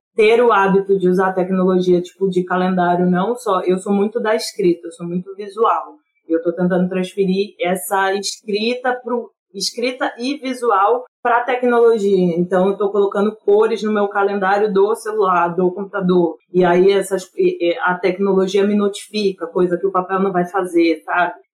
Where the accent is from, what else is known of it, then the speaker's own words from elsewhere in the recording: Rio de Janeiro, Brazil; moved away; also born or lived in Rio Grande; eu sou do Rio de Janeiro, né, de Campo Grande, eu fui criada em Campo Grande